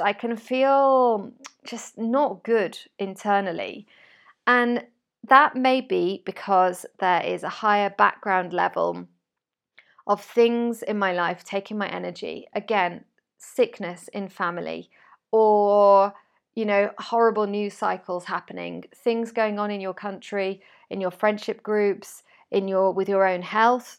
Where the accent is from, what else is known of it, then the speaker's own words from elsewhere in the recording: United Kingdom; moved away as an adult; now in Spain; I'm British